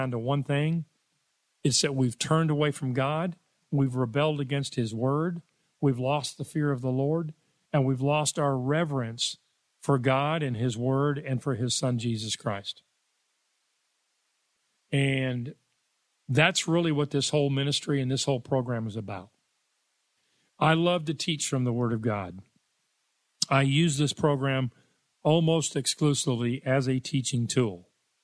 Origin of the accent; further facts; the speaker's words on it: Richardson, Texas, United States; I grew up in Richardson, Texas.